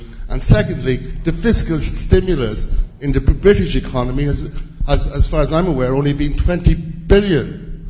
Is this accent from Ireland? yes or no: yes; Ireland; moved away as an adult; now in United Kingdom; I'm Irish, but I've been living over here for 25 years